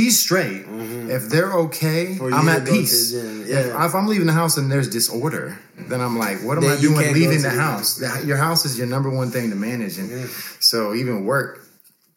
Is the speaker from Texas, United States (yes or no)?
yes; San Antonio, Texas, United States; 33 years old, born and raised in San Antonio.